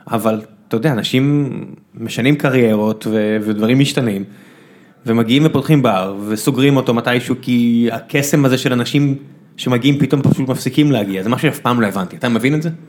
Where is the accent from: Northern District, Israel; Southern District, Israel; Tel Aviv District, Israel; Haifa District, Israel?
Southern District, Israel; Beersheba; אני באר שבעי, הכל בסדר